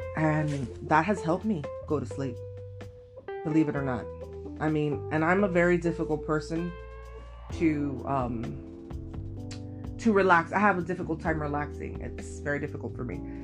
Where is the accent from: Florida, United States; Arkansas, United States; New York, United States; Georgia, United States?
Florida, United States; Miami; I am from Miami, Florida